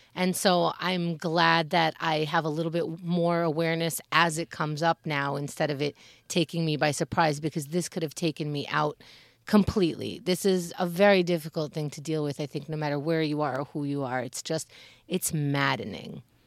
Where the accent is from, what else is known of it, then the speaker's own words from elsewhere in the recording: United States; we as Americans